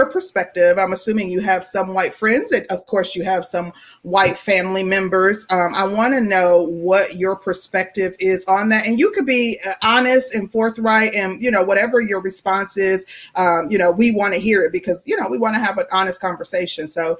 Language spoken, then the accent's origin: English; Midwest, United States; And I'm from the Midwest, so I'm somewhat familiar with Ohio.